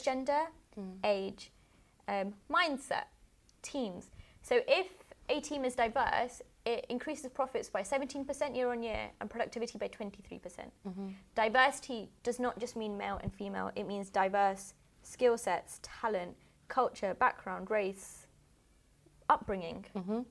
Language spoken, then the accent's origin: English; United Kingdom; I'm I'm British